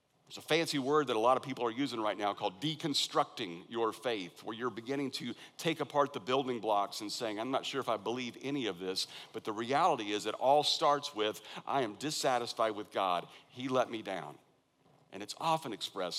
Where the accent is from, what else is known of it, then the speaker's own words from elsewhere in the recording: Kansas, United States; now in Valencia, United States; I'm from Kansas